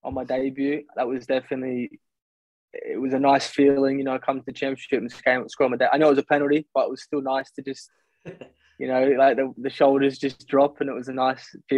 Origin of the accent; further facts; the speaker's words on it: Australia; accent: Australian; moved away as an adult; also born or lived in Canberra, Australia / Gold Coast, Australia; now in London, United Kingdom; I grew up in Canberra because my sister was at the AIS. And then when she stopped, my mum and I moved back to the Gold Coast